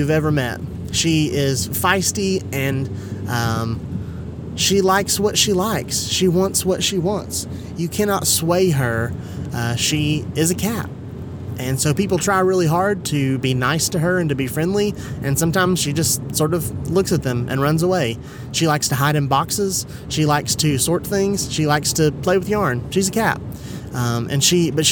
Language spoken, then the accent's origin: English; Kingsport, Tennessee, United States; also born or lived in Johnson City, Tennessee; I grew up in Indian Springs